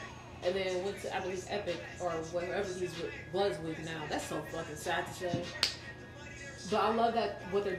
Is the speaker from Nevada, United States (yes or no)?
yes; Las Vegas, Nevada, United States; I'm from Vegas.